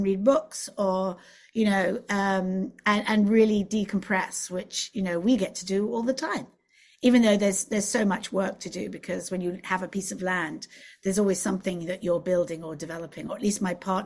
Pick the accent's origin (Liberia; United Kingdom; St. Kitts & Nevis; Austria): United Kingdom; England; accent: English; moved away as an adult; also born or lived in Los Angeles; being English